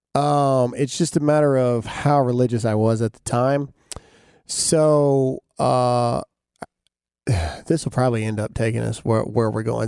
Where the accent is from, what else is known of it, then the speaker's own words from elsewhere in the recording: Mississippi, United States; I'm from Mississippi. I'm a redneck from, from nowhere in Mississippi.